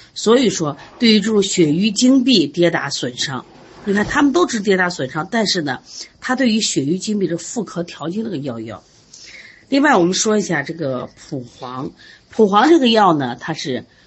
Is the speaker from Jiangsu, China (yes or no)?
no; Shandong, China; 我就是山东人